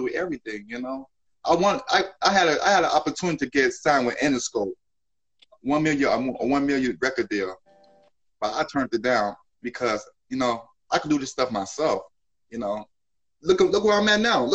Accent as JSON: {"language": "English", "town": "Chicago", "region": "Illinois", "country": "United States", "tie": "born or raised there", "moved": "yes", "said": "Growing up in Chi-Town"}